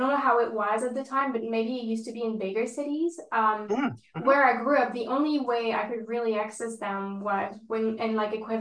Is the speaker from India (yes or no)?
no; France; moved away; I grew up in France